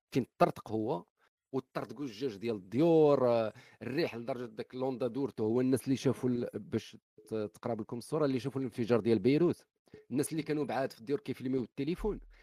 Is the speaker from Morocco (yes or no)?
yes; Morocco; إحنا كمغاربة